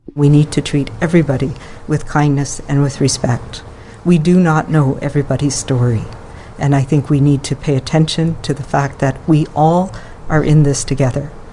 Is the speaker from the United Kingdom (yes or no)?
no; Canada; now in Blaine, United States; as a Canadian. I live in northern Washington state.